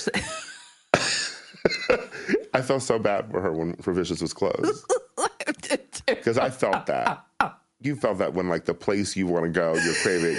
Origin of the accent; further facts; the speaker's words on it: Milwaukee, Wisconsin, United States; I'm from Milwaukee, mm-hmm. you know, very like Midwest mall culture.